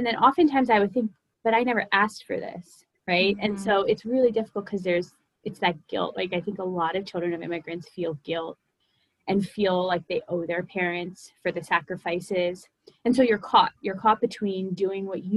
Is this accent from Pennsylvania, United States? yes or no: yes; Philadelphia, Pennsylvania, United States; I am from Philadelphia, Pennsylvania. I'm a licensed marriage and family therapist. I'm a second generation South Asian woman. So that means my parents immigrated from India almost like 35, 40 years ago. So they came here and then I was born and raised here.